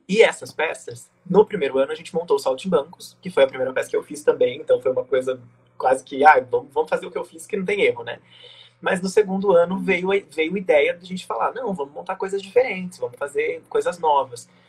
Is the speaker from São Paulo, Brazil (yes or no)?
no; Jacutinga, Minas Gerais, Brazil; also born or lived in Pouso Alegre; eu sempre vivi em Jacutinga, mas eu nasci em Pouso Alegre